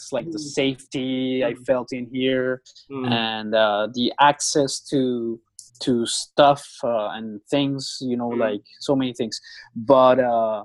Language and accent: English; Bogotá, Bogotá Capital District, Colombia; moved away as an adult; also born or lived in Mexico City, Mexico; I'm from Colombia. I'm from the capital city called Bogota. Mm-hmm. So I grew up there for most of my life